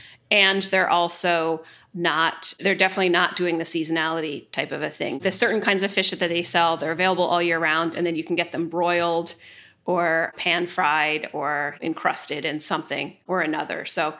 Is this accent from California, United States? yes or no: no; New Jersey, United States; I grew up in New Jersey, and my parents live in the Jersey Shore right now.